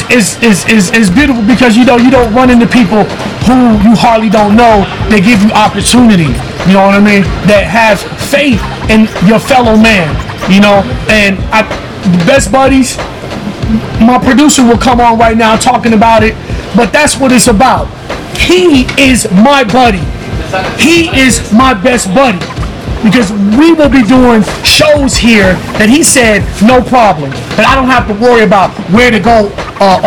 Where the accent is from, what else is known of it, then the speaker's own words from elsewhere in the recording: Chicago, Illinois, United States; now in Las Vegas, United States; I'm from Chicago